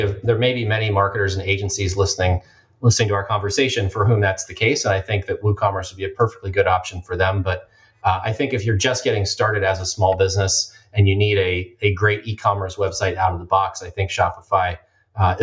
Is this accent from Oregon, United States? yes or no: yes; Portland, Oregon, United States; my hometown of Portland, Oregon